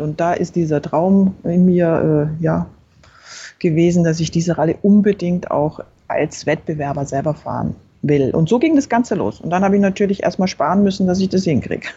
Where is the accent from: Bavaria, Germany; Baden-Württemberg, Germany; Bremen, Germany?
Bavaria, Germany; Berchtesgaden; Ich bin in Berchtesgaden aufgewachsen, also im Süden.